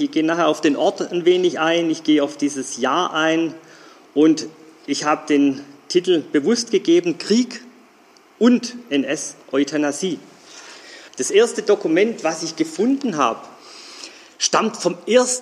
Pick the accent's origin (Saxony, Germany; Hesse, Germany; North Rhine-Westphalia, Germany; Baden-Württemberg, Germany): Baden-Württemberg, Germany; Geislingen an der Steige; moved away as an adult; now in Stuttgart, Germany; Ich bin nicht in Stuttgart geboren, ich bin in Geislingen an der Steige geboren